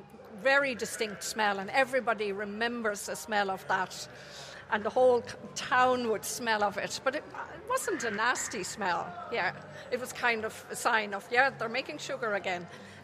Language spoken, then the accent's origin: English; Carlow, County Carlow, Ireland; I'm an artist from Carlow.